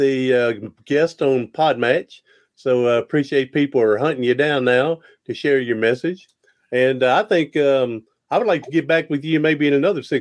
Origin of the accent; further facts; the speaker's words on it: Tennessee, United States; accent: southern; we know you're from Tennessee with that southern voice you got